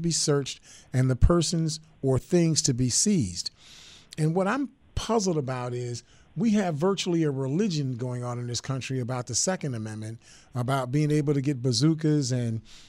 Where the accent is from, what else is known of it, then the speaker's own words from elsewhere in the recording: Buffalo, New York, United States; I grew up in the Perry Projects